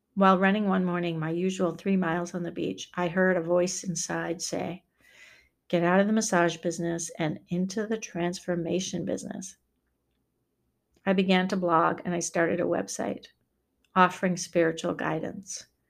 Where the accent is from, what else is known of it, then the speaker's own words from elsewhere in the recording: Maine, United States; moved away as an adult; also born or lived in Wisconsin; to move back to my home state